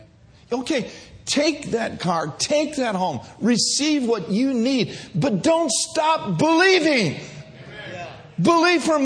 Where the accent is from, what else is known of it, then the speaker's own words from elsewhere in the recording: Minneapolis, Minnesota, United States; moved away; I grew up in the north. I grew up in Minneapolis, Minnesota.